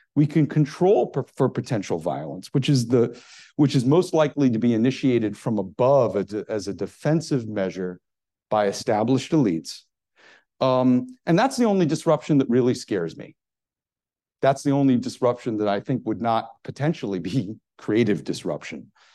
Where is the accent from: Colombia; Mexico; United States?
United States; as an American